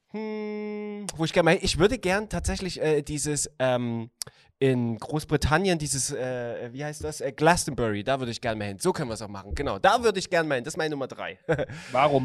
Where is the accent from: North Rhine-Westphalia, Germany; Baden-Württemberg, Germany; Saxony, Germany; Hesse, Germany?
Saxony, Germany; Chemnitz; aus der Stadt, wo ich geboren bin